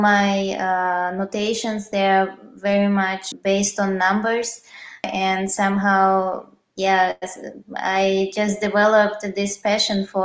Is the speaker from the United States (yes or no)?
no; Russia; moved away as an adult; now in Vienna, Austria; originally I'm from Russia, but I moved to different cities, and since 6 years I'm based in Vienna.